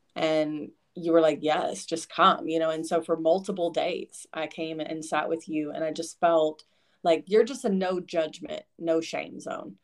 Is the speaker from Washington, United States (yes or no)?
no; Kentucky, United States; also born or lived in Lexington, Kentucky; I grew up in Eastern Kentucky initially with dad and my mom, and then when they got divorced, moved to Central Kentucky in Lexington.